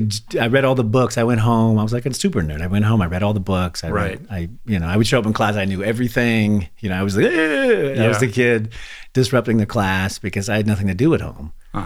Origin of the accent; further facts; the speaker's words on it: Santa Monica, California, United States; born there; also born or lived in Redding / Anderson; This was in Los Angeles. So I was born in Santa Monica.